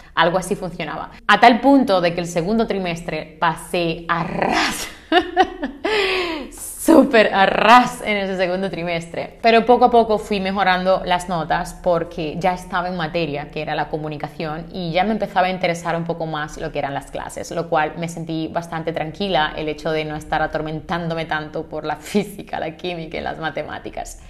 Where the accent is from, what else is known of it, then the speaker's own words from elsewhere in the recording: Santiago de los Caballeros, Santiago, Dominican Republic; moved away as an adult; also born or lived in Santo Domingo, Dominican Republic; now in Spain; yo soy de Santiago, de República Dominicana